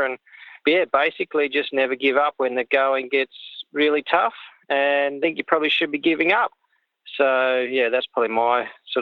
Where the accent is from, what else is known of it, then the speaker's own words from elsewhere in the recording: Coffs Harbour, New South Wales, Australia; also born or lived in Sydney; I came from Sydney. We moved from Sydney when I was probably about 10 years old. We moved to Coffs Harbour